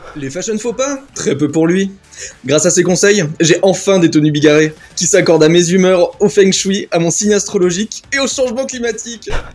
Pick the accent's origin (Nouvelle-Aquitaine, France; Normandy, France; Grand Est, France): Nouvelle-Aquitaine, France; Bosdarros; moved away as an adult; also born or lived in Paris; je viens du village de Bois-Bezin et euh, je suis resté euh, à Bois-Bezin jusqu'à mes 20 ans